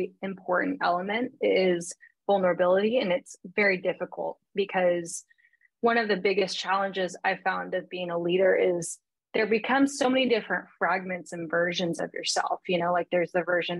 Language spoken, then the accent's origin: English; Seattle, Washington, United States; from Seattle area, suburbs, nothing too crazy